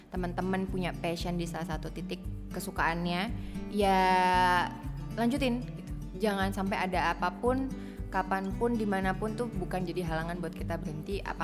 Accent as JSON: {"language": "Indonesian", "town": "Sidoarjo", "region": "East Java", "country": "Indonesia", "said": "mungkin karena ya sidoarjo tidak seperti itu oh ya artinya ya"}